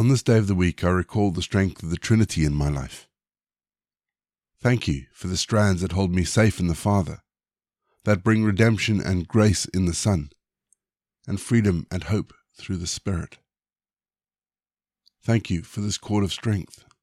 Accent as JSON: {"language": "English", "country": "South Africa", "tie": "born or raised there", "also_born_or_lived": "Zimbabwe", "moved": "yes", "said": "I was born in Zimbabwe. But I spent my teenage years in South Africa"}